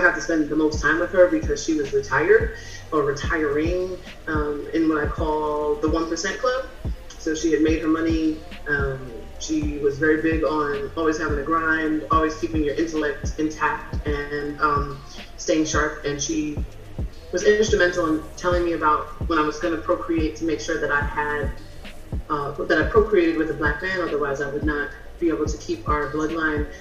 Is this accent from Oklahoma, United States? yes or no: no; California, United States; moved away; also born or lived in New York City, New York; I'm from California, you know, so I'm like California, I'm a Valley girl